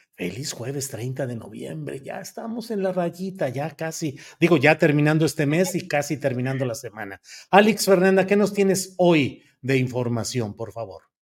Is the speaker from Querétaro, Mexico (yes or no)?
no; Torreón, Coahuila, Mexico; moved away; Torreón, Coahuila, mi tierra natal